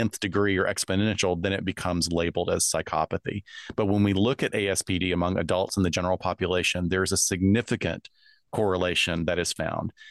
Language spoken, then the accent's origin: English; United States; I'm from the US